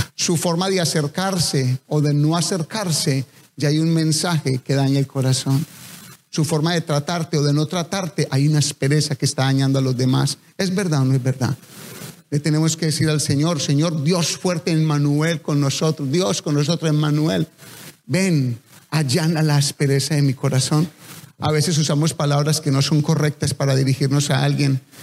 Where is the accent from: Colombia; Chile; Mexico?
Colombia; accent: Colombian; hablé como tan colombiano